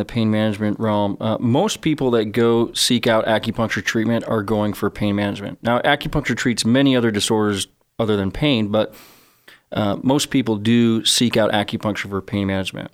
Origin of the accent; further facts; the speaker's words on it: Chicago, Illinois, United States; I'm from Chicago